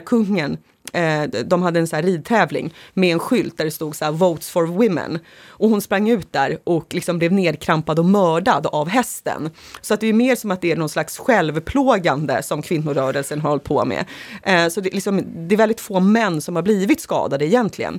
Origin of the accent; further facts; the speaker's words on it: Sorunda, Stockholm County, Sweden; I ett sånt område växte jag upp